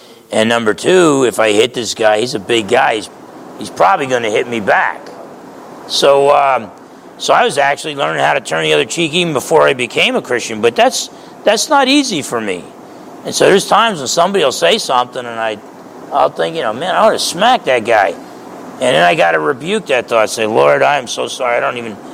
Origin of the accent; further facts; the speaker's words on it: New Jersey, United States; I grew up in New Jersey